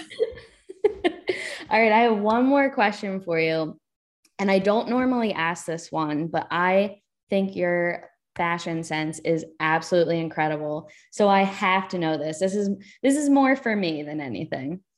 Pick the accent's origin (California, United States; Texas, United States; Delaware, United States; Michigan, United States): Delaware, United States; I'm from Delaware